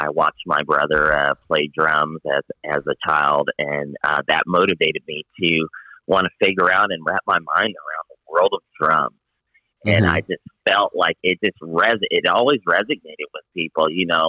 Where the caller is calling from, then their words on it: La Jolla, California, United States; I am calling in from La Jolla, California.